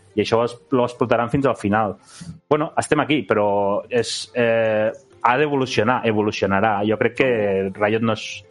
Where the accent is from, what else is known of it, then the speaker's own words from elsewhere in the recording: Catalonia, Spain; som de Catalunya